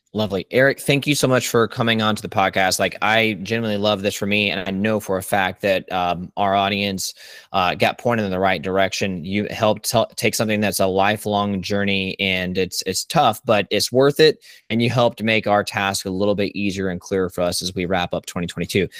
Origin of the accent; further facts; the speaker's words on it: Richmond Hill, Georgia, United States; Richmond Hill, Georgia, um, my hometown